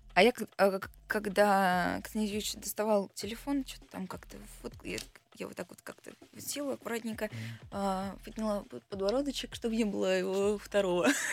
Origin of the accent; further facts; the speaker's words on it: Belgorod, Belgorod Oblast, Russia; also born or lived in Kharkiv, Ukraine; я родилась в Украине, жила в Харькове, потом переехала в 2014 году в Белгород